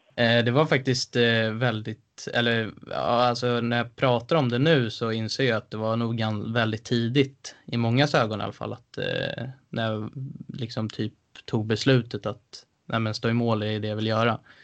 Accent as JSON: {"language": "Swedish", "town": "Stockholm", "region": "Stockholm County", "country": "Sweden", "said": "kommer jag från Älvsjö från början"}